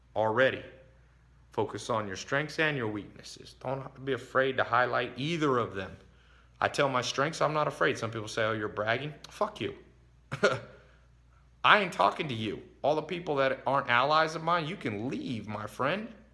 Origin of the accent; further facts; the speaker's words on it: Long Beach, California, United States; I was born in Long Beach. I was born in the ghetto